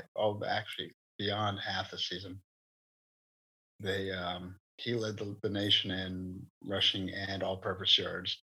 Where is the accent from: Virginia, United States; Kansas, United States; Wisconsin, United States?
Virginia, United States; South Boston; south boston speedway my hometown